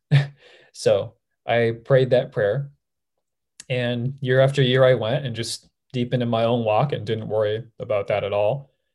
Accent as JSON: {"language": "English", "region": "Southern California", "country": "United States", "tie": "born or raised there", "said": "I grew up in Southern California my whole life."}